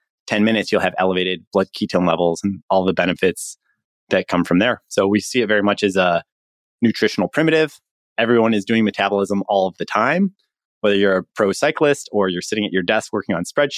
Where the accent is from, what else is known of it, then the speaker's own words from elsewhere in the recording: Chicago, Illinois, United States; My background is I'm from Chicago originally.